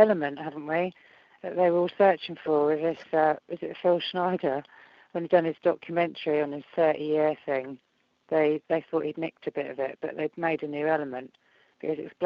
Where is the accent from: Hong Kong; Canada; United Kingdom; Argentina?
United Kingdom